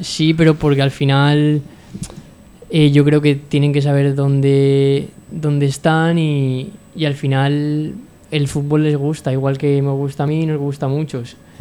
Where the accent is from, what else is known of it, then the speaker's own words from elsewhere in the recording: Sagunto, Valencian Community, Spain; mi, de pueblo, yo soy del puerto de Sagunto